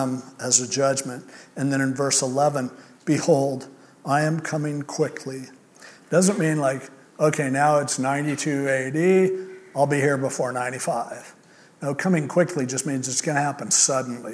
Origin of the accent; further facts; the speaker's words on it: United States; as an American